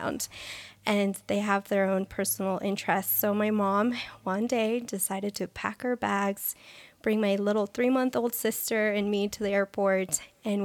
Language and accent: English; Colombia; now in United States; I was born in Colombia